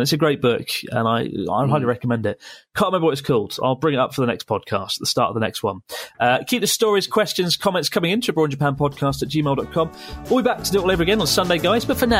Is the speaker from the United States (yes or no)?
no; India; I'm 6 foot and I'm Indian and around 17 stone.